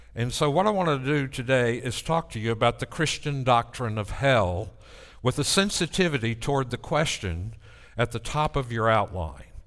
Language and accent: English; near Mount Lebanon, Tennessee, United States; in my first church in Mount Lebanon, Tennessee, which is right outside my hometown